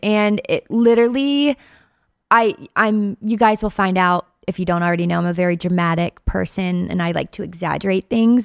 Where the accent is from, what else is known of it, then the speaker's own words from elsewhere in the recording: Ohio, United States; moved away as an adult; now in Pittsburgh, United States; I'm from Ohio and I'm what about an hour from where we are now in Pittsburgh?